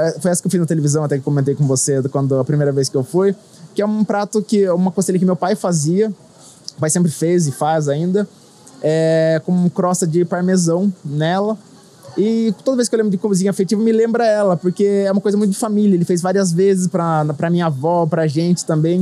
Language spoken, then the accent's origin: Portuguese; Sorocaba, São Paulo, Brazil; sou de Sorocaba, no interior de São Paulo